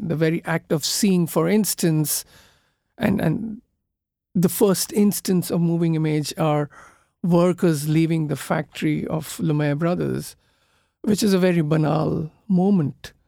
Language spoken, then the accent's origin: English; Kolkata, West Bengal, India; I come from Calcutta, which is considered to be now one of the most polluted cities in the world.